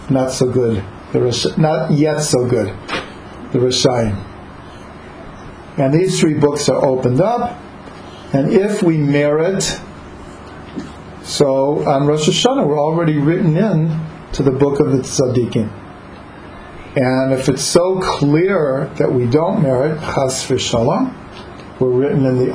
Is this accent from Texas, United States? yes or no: no; Cleveland, Ohio, United States; I grew up in Cleveland